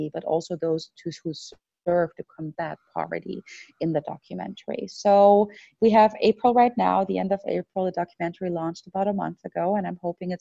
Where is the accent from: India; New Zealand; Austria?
Austria; moved away; back home in my home country of Austria